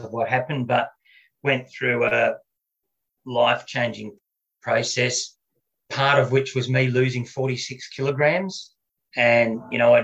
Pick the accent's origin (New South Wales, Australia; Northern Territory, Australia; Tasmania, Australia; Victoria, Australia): Victoria, Australia; Melbourne; also born or lived in Surfers Paradise, Queensland; I grew up in Melbourne, but all this happened when I was living up in Queensland.